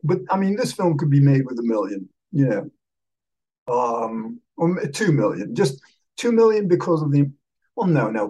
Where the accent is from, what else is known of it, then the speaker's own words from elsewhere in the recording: just north of New York, United States; yes, you remembered that I'm from New York. Well, just north of New York, really.